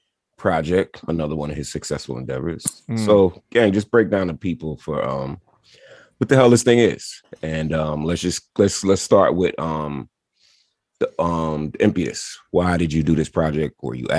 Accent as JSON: {"language": "English", "town": "New York City", "region": "New York", "country": "United States", "moved": "yes", "lives_now": "Philadelphia, United States", "said": "I'm from Brooklyn, so, you know, Philly be damned. I am a New Yorker, tried and true. I just live here."}